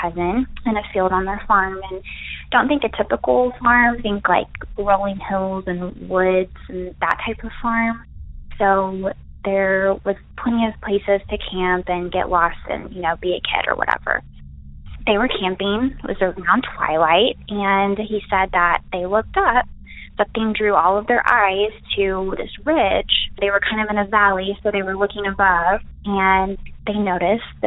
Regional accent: Arkansas, United States; I am from Arkansas.

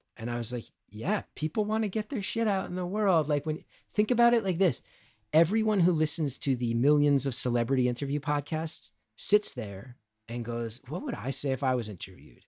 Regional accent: New Jersey, United States; Growing up in North Jersey in the eighties and nineties

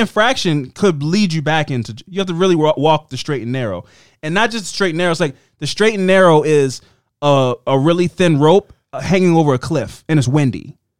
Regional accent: Baltimore, Maryland, United States; we're two dudes from Baltimore.

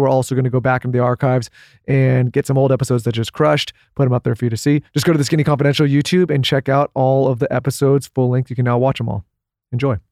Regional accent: San Diego, California, United States; we grew up in San Diego

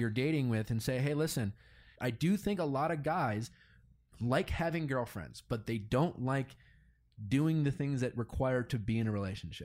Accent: Milwaukee, Wisconsin, United States; moved away; growing up in Milwaukee

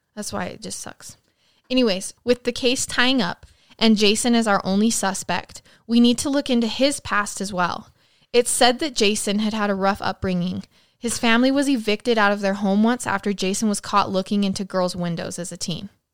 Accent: Idaho Falls, Idaho, United States; my hometown of Idaho Falls

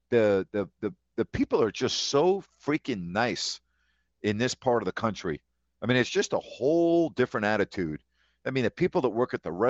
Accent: New York, United States; moved away; also born or lived in California; it's really so different than where I grew up in New York and so different than California.

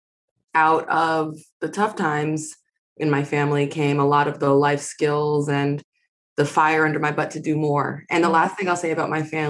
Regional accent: New York City, New York, United States; I'm from Queens, New York

